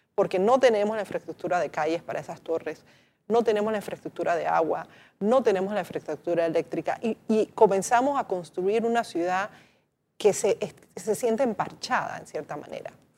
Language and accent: Spanish; Panama; deberíamos pensar como panameños esa importancia histórica que tiene para nosotros